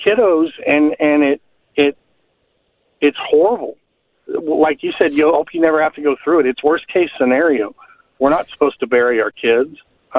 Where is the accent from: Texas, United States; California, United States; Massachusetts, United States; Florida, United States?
Texas, United States; I grew up in Texas, and we were always in a lake.